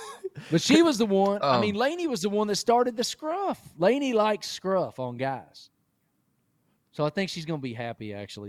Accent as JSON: {"language": "English", "area": "New River Valley", "region": "Virginia", "country": "United States", "tie": "born or raised there", "moved": "yes", "said": "I live in the New River Valley."}